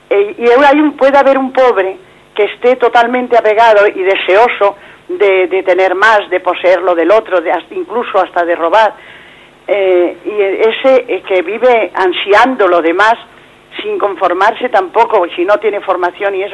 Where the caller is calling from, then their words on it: Madrid, Community of Madrid, Spain; de Madrid.